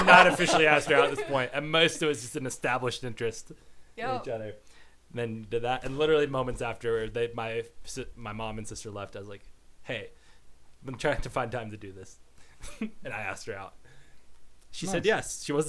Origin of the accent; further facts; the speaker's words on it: Pigeon Forge, Tennessee, United States; moved away as an adult; also born or lived in Pueblo, Colorado / Missouri; And I was in Missouri for a few years, and then spent like ages 4 through 22 in Tennessee.